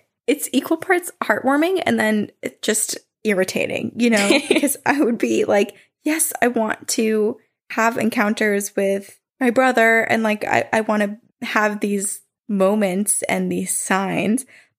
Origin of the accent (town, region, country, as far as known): New Jersey, United States; born or raised there